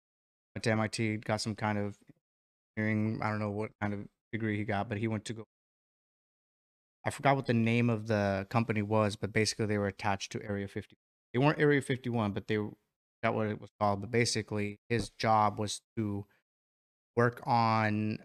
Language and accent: English; Pacific Northwest, United States; growing up in the Pacific Northwest